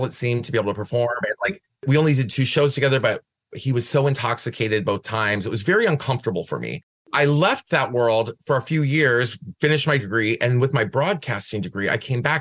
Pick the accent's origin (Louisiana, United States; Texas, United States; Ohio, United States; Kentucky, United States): Ohio, United States; Van Wert; moved away as an adult; also born or lived in Cleveland, Ohio; now in San Francisco, United States; I was born in Van Wert, Ohio.